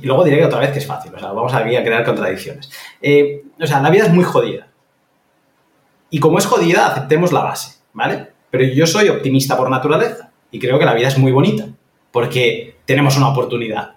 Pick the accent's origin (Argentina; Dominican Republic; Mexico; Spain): Spain; Catalonia; moved away; esto yo lo vi viviendo en, Cataluña, que yo me estaba rompiendo la cabeza por comprarme un piso en, en, mi pueblo de toda la vida